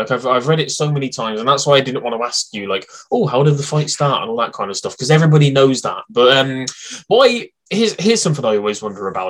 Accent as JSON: {"language": "English", "country": "United Kingdom", "said": "A name obviously that I'm very attached to being British"}